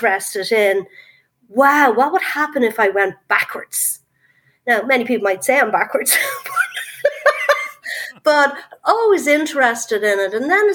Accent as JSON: {"language": "English", "country": "Ireland", "moved": "as an adult", "lives_now": "United States", "said": "as you can hear, I'm from Ireland. I'm not from America. I arrived here last March to start work"}